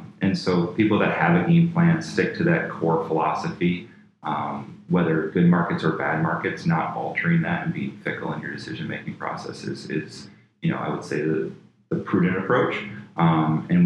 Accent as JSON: {"language": "English", "town": "Flint", "region": "Michigan", "country": "United States", "tie": "born or raised there", "moved": "yes", "said": "I grew up in Flint, Michigan, very blue-collar"}